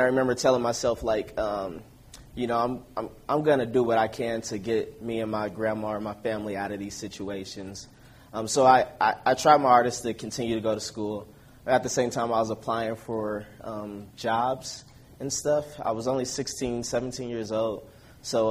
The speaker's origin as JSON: {"language": "English", "town": "Denver", "region": "Colorado", "country": "United States", "tie": "born or raised there", "said": "I'm from Denver, Colorado."}